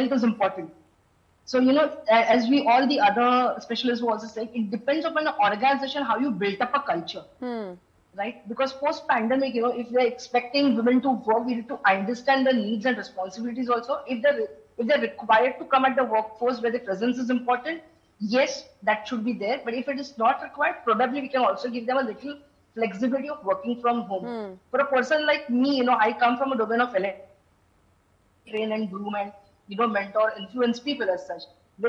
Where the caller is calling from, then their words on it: Mumbai, Maharashtra, India; Firstly, I'm joining from Mumbai, not from Bangalore.